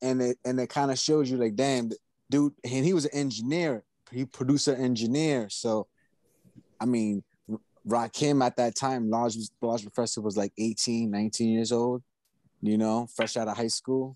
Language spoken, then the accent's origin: English; New York City, New York, United States; I was born and raised in New York, Booth Memorial Hospital, Flushing, Queens.